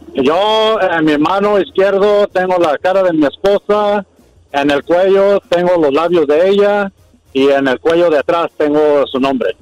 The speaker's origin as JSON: {"language": "Spanish", "town": "La Sauceda", "region": "Michoacán", "country": "Mexico", "said": "Yo de la Sauceda Michoacán"}